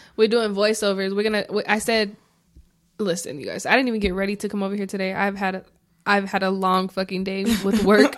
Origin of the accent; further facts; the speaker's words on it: Arizona, United States; I'm from Arizona